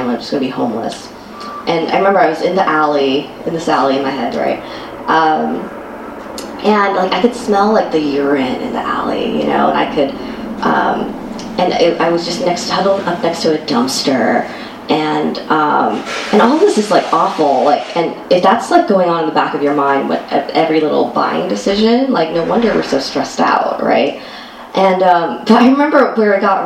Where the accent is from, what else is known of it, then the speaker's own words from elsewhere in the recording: United States; I'm Asian American, and I'm half Chinese, half Korean